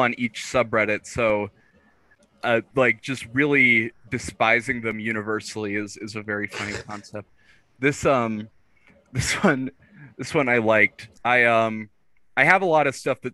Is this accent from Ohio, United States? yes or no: no; Seattle, Washington, United States; I'm from Seattle